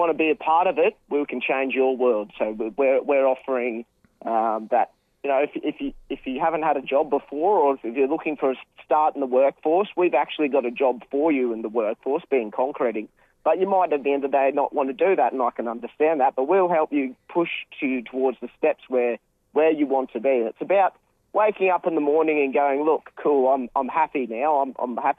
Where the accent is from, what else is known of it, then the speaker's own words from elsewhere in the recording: Cairns, Queensland, Australia; now in Sunshine Coast, Australia; we originally are from Cairns. I was born in Cairns Base Hospital, and so we started growing up there. But we moved to the Sunshine Coast a little while ago.